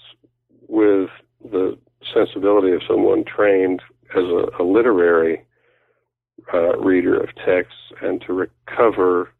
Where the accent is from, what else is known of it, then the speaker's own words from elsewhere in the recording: Oklahoma, United States; moved away as an adult; I grew up in Oklahoma